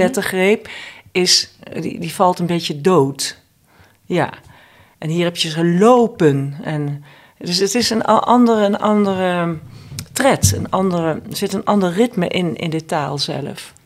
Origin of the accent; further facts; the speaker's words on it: Eindhoven, North Brabant, Netherlands; Ik kom dus uit Eindhoven